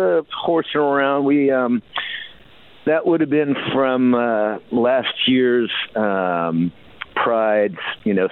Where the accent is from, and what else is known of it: Minnesota, United States; now in upstate New York, United States